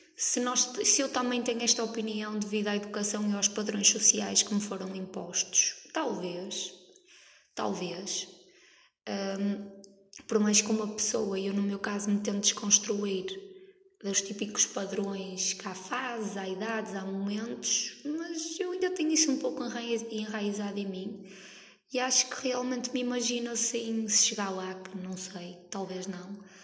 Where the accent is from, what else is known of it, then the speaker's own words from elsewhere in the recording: Norte, Portugal; eu sou nortenha. Estou ali naquela fronteira entre Gaia, Porto, Santa Maria da Feira